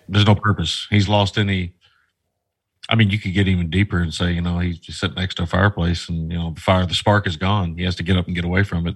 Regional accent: United States; as an American

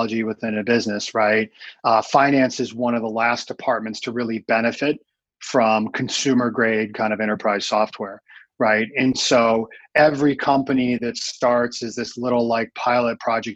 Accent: Fargo, North Dakota, United States; I grew up in the Midwest. I grew up in a town called Fargo

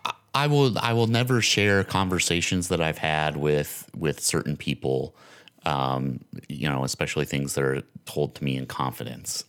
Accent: Lincoln County, Nevada, United States; I'm from Lincoln County. Like, I grew up in Lincoln County

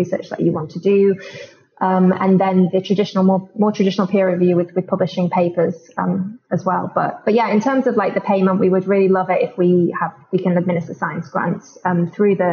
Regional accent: London, United Kingdom; I'm from London

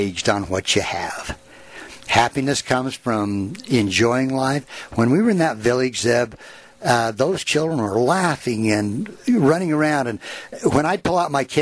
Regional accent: United States; us as these rich white people, these rich Americans

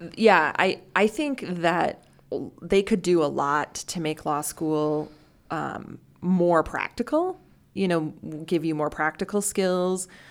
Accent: North Dakota, United States; now in Omaha, United States; I am also from North Dakota

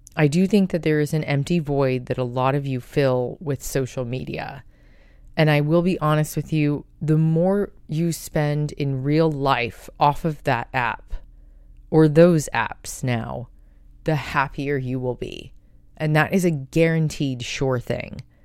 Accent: United States; as an American

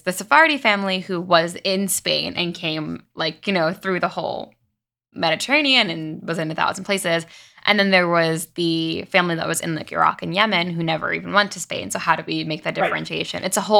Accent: Long Island, New York, United States; growing up on Long Island, even, I didn't know any other Mizrahi families. My family's like half Ashkenazi

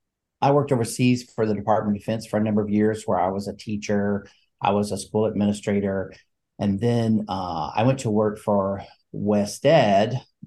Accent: Alabama, United States; I grew up in Northeast Alabama in the foothills of the Appalachian Mountains, the oldest of four and a first generation college student.

